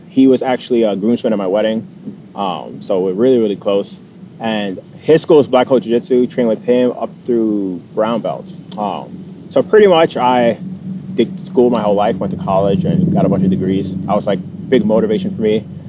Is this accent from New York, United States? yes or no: yes; New York City, New York, United States; moved away; So, I'm originally from New York. I actually grew up in the Bronx. Grew up with my dad and my grandparents.